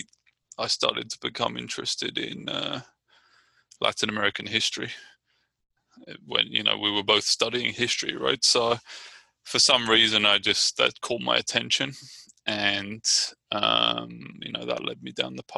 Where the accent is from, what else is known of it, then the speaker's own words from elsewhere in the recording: Brighton, South East England, United Kingdom; now in Richmond, United States; I'm from Brighton, England.